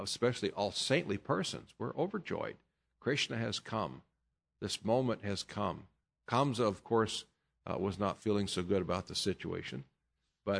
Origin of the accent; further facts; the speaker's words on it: United States; I'm an American